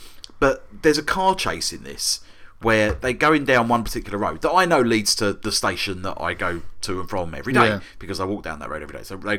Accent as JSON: {"language": "English", "region": "London", "country": "United Kingdom", "said": "As a Londoner"}